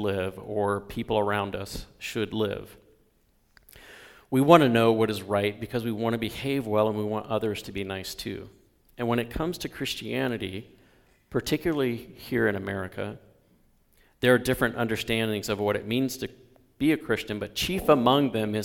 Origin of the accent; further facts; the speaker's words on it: the South, United States; moved away; also born or lived in Bellingham; Where I grew up in the South, it was about being a good Southern gentleman.